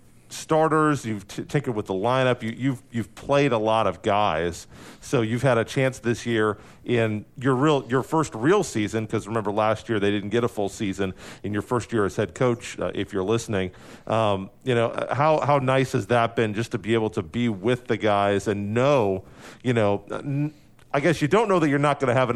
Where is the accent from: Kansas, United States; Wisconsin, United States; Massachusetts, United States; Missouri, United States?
Kansas, United States; Topeka; born or raised there